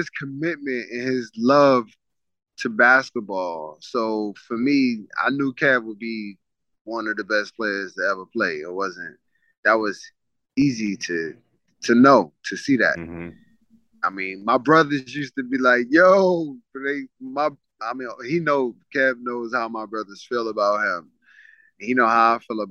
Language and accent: English; New York City, New York, United States; growing up in Coney Island